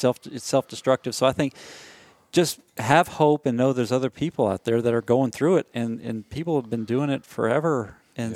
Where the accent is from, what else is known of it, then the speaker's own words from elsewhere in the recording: Nashville, Tennessee, United States; moved away; I'm from Nashville